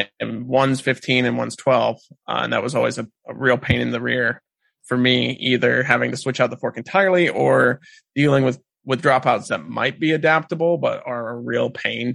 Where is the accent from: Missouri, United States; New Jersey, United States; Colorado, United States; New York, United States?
Missouri, United States; South Central; moved away as an adult; also born or lived in Alaska; I grew up in South Central Missouri